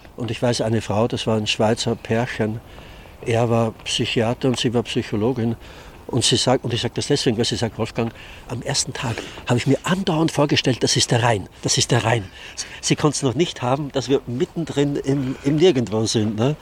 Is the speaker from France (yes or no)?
no; Austria; now in Hannover, Germany; Ich bin eigentlich in Österreich aufgewachsen